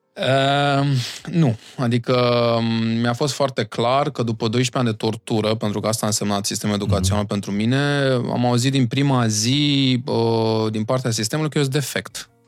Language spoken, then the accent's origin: Romanian; Bucharest, Romania; Eu vin din Iancul în Pantelimon, uh, acolo unde uh, s-au născut băieții aia faimoși